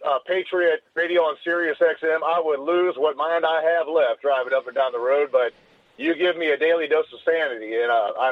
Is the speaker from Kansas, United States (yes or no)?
no; Missouri, United States; I'm from Missouri.